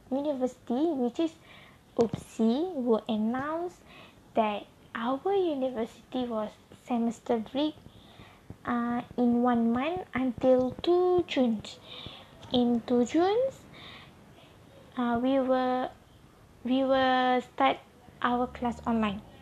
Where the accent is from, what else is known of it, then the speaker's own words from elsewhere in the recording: Kedah, Malaysia; English is a second language; my hometown also in Kedah.